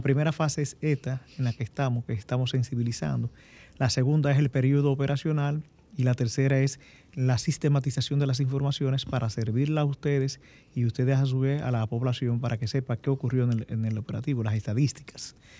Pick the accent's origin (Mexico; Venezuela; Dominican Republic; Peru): Dominican Republic; nosotros eh, como dominicanos